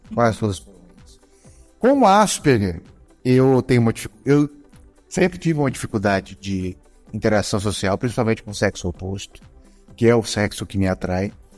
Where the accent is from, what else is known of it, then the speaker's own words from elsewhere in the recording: Goiânia, Goiás, Brazil; Somos de Goiânia